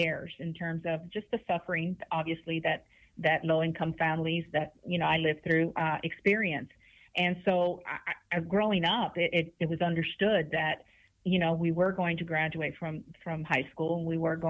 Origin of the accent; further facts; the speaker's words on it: Houston, Texas, United States; I'm from Denver Harbor. I grew up in Denver Harbor. My family comes from Monterrey, Mexico